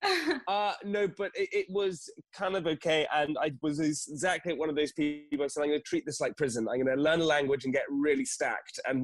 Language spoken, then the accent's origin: English; United Kingdom; being British